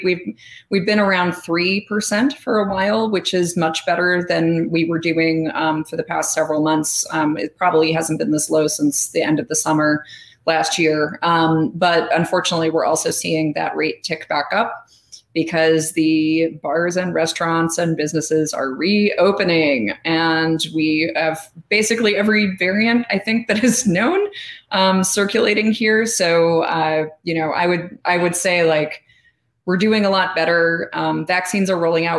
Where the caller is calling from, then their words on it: Chicago, Illinois, United States; I'm calling in from Chicago, Illinois, which is where I'm based.